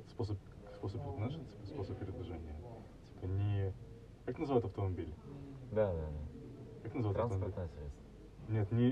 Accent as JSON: {"language": "Russian", "town": "Odesa", "region": "Odesa Oblast", "country": "Ukraine", "said": "Я одесситка."}